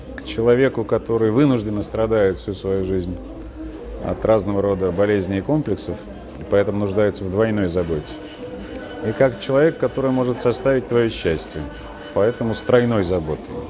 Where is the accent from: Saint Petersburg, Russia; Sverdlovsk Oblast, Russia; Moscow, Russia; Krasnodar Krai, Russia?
Moscow, Russia; Я вырос в Чертанове